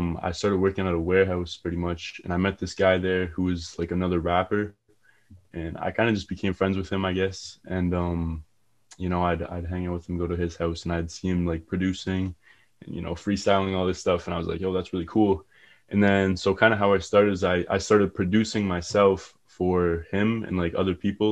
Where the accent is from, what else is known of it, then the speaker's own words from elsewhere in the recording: Kitchener, Ontario, Canada; I'm from Kitchener, Ontario